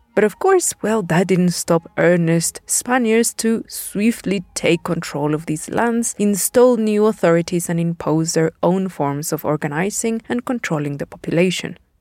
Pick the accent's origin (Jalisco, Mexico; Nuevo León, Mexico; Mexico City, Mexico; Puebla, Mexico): Puebla, Mexico; my hometown of Puebla